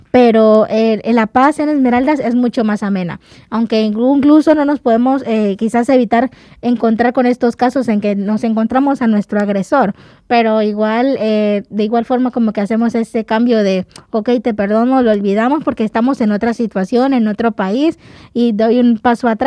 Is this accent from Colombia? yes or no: yes; Buenaventura, Valle del Cauca, Colombia; now in Ecuador; tuvo que emigrar también de Buenaventura, de donde yo soy